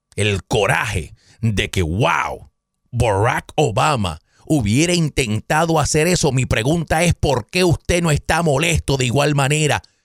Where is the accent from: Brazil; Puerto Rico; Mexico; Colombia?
Puerto Rico; Caguas; en mi pueblo, yo soy de Caguas, Puerto Rico, un pueblito en el centro de la isla